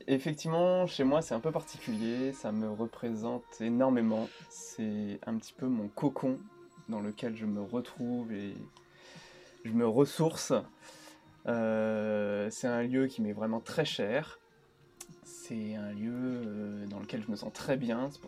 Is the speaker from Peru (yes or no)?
no; Île-de-France, France; je suis né à Paris en 1989 et en fait, on a pas mal bougé avec ma mère. On a souvent déménagé. essentiellement, j'ai grandi au final en banlieue, dans le 94.